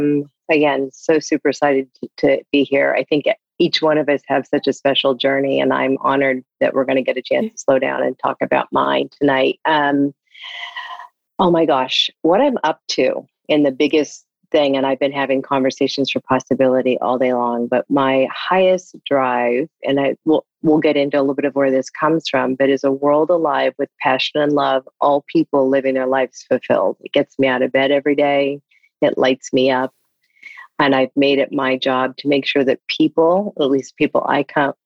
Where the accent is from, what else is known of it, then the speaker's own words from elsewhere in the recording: Ithaca, New York, United States; also born or lived in Indiana; now in California, United States; I grew up in upstate New York. I was born in Indiana.